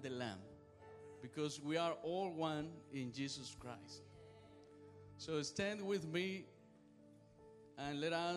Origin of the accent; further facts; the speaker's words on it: Cuba; moved away; I am from Cuba.